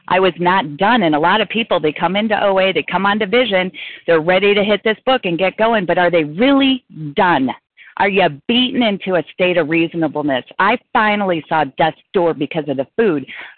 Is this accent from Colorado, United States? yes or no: yes; Colorado, United States; now in Chicago, United States; recovered compulsive overeater. I'm from Colorado, presently in Nebraska, on my way home to Chicago.